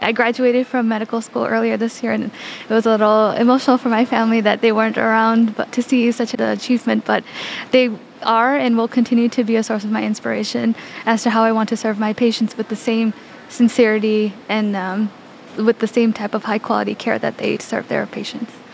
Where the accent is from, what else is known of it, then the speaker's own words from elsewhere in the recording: Chicago, Illinois, United States; I was raised in the Chicagoland area and I completed all of my schooling here